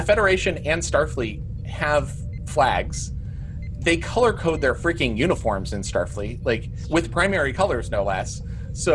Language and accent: English; United States; I'm an American